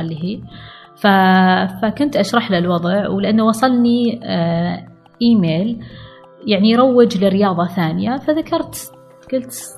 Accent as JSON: {"language": "Arabic", "area": "Al-Ahsa", "region": "Eastern Province", "country": "Saudi Arabia", "said": "انا بنت الاحساء"}